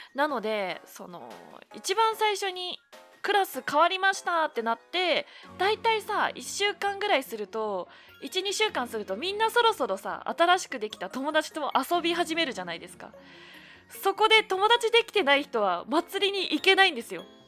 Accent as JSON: {"language": "Japanese", "region": "Yamagata", "country": "Japan", "tie": "born or raised there", "moved": "yes", "lives_now": "Kanto, Japan", "said": "生まれ育ったところの季節感でのなんか季節感で過ごしてしまっているっていうところがあるんですけれども山形って桜が咲くのが4月の中旬"}